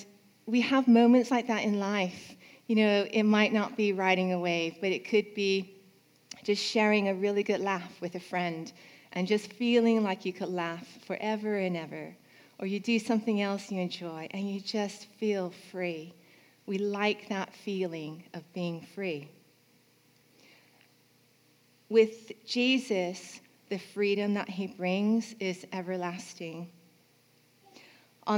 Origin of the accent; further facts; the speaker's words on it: California, United States; When I was young, I grew up in California